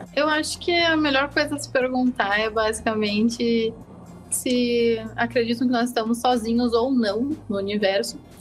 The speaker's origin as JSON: {"language": "Portuguese", "town": "Eldorado do Sul", "region": "Rio Grande do Sul", "country": "Brazil", "moved": "as an adult", "lives_now": "Porto Alegre, Brazil", "said": "eu não sou de Eldorado medianeiro, eu sou de Eldorado próximo de Arroio dos Ratos"}